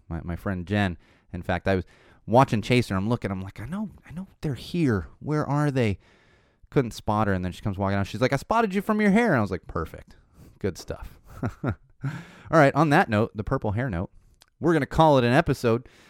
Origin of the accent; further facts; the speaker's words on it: San Diego, California, United States; moved away as an adult; now in Los Angeles, United States; I'm from San Diego. I pretty much grew up, grew up in San Diego and, uh, you know, came to L A for college